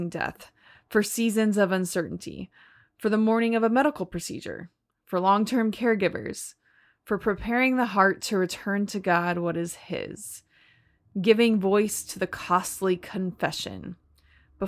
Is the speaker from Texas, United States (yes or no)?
yes; Austin, Texas, United States; So I'm from Austin